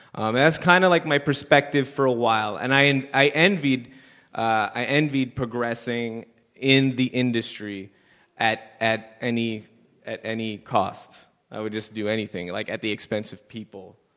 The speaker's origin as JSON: {"language": "English", "town": "Montreal", "region": "Quebec", "country": "Canada", "tie": "born or raised there", "said": "I moved myself away from the West Island."}